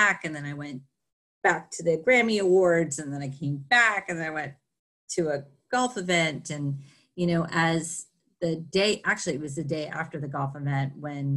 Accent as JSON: {"language": "English", "region": "Florida", "country": "United States", "tie": "born or raised there", "said": "So I grew up in Florida. I grew up in a very small town in Florida, right in between Daytona Beach and St. Augustine"}